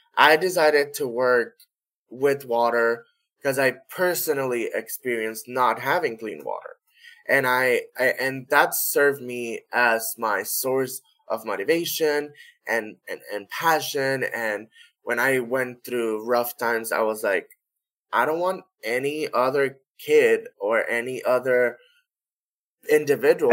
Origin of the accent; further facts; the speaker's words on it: Corozal, Puerto Rico; our first device in Corozal, which is my hometown